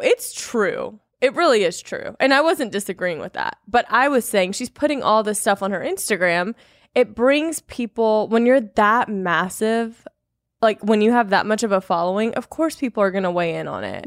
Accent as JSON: {"language": "English", "region": "Louisiana", "country": "United States", "moved": "yes", "said": "I'm from Louisiana originally"}